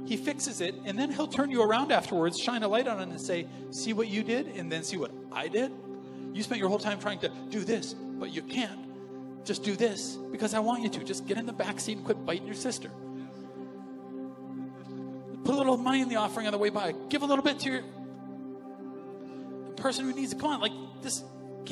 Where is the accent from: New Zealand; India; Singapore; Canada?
Canada; as a Canadian